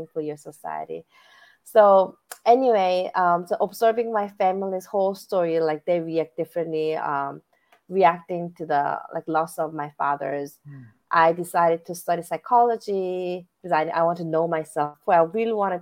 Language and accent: English; South Korea; moved away as an adult; now in United States; I was born and raised in South Korea.